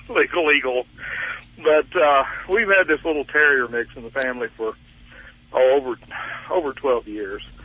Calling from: Tyler, Texas, United States; Tyler, Texas.

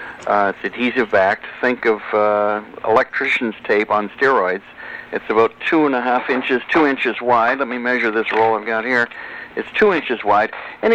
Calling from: Santa Monica, California, United States; I'm calling you from Santa Monica, California.

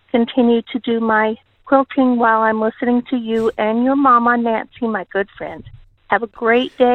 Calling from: Okinawa, Japan; I am calling you from Okinawa, Japan. I recently moved here

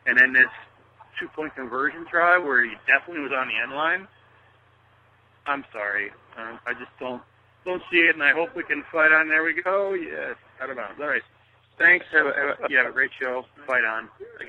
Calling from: Florida, United States; Hey, Ryan, Coach … from Florida

